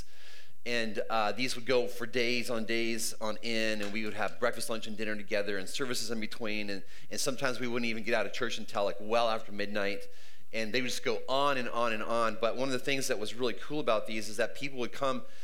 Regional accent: northern British Columbia, Canada; moved away; I spent most of my life growing up in Canada. And before I lived here, we lived up in, our whole family lived in way up in northern BC

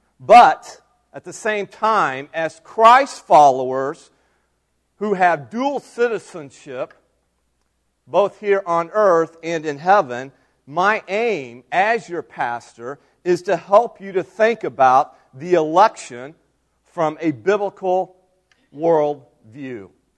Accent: United States; as American citizens

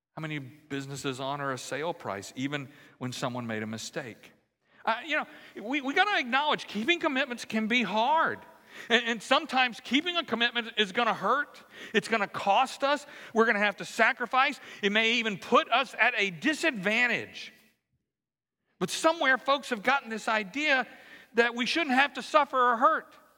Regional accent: Central Louisiana, United States; now in Houston, United States; growing up in Central Louisiana

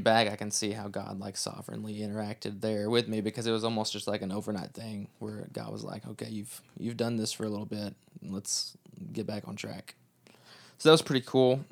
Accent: Kentucky, United States; moved away; we are from Kentucky, not from Texas.

